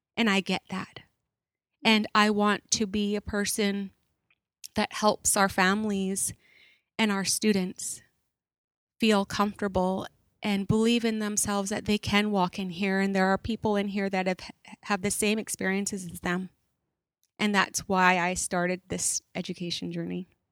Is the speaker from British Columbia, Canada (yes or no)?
yes; Stó:lō, Fraser Valley, British Columbia, Canada; also born or lived in Chilliwack; I am Stallo from the Fraser Valley here. I live in Chilliwack